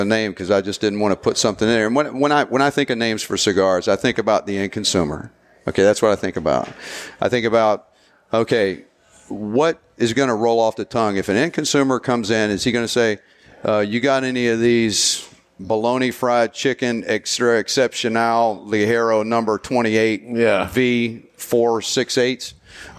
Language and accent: English; the South, United States; accent: Southern; Yeah, I'm the only Southern guy with the accent on the whole.